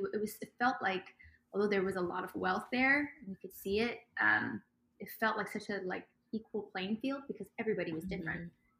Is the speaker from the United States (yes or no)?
no; Dubai, United Arab Emirates; also born or lived in Ethiopia; So I was about 5 or 6 years old when we left Ethiopia, my entire family. And we grew up in Dubai